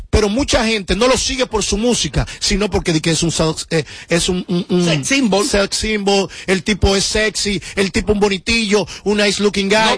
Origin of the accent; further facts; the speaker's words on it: Dominican Republic; Soy el único dominicano que logra consumir, que logra tener en un disco …, …, …, …, ….